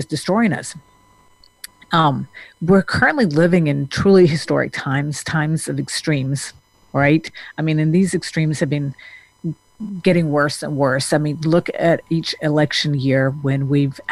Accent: Denmark; now in United States; I grew up in Denmark

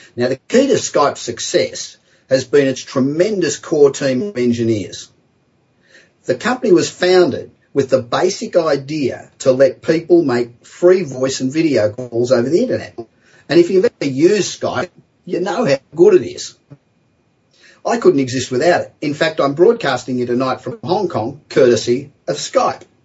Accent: Los Angeles, California, United States; back in my hometown of Los Angeles

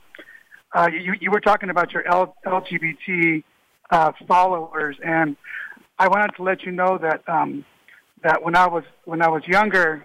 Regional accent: Compton, California, United States; also born or lived in Santa Barbara, California; I grew up in Compton and then in Santa Barbara

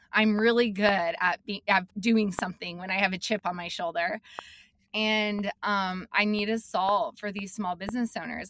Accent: Billings, Montana, United States; also born or lived in Salt Lake City, Utah / Missoula, Montana; I'm from Montana. I grew up in Billings. Um, and I did. Like I moved to Montana when I was in fifth grade

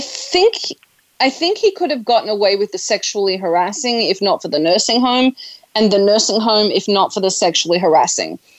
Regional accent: Australia; I am Australian. I'm Australian, which is part of the Commonwealth

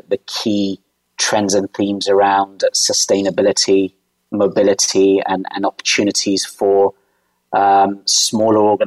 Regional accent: United Kingdom; moved away as an adult; now in Dubai, United Arab Emirates; You can probably tell from my accent, though, I'm from the UK, born and bred

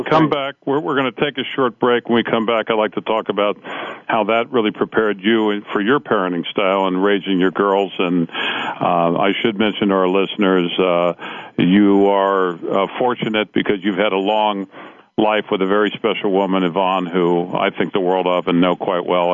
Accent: Cincinnati, Ohio, United States; I grew up in Cincinnati

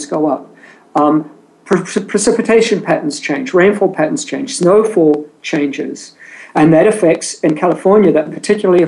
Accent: New Zealand; moved away as an adult; also born or lived in England; now in San Diego, United States; I was born and raised in New Zealand

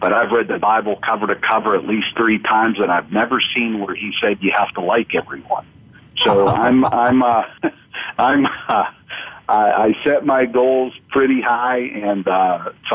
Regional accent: Pennsylvania, United States; where I grew up, which was the third largest county in Pennsylvania

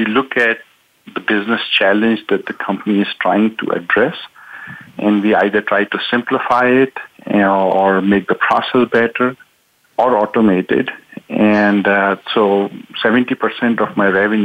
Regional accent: Pakistan; moved away as an adult; also born or lived in Wichita, Kansas; now in United States; I'm originally from Pakistan.

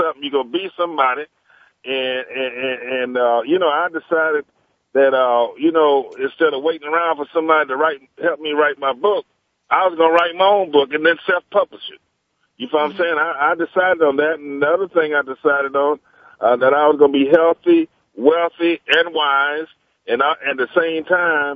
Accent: Magnolia, North Carolina, United States; near my hometown of Magnolia in Wilmington, North Carolina

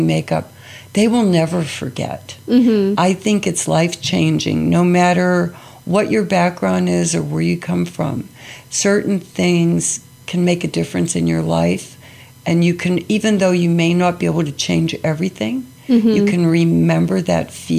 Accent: Pittsburgh, Pennsylvania, United States; I grew up in Pittsburgh

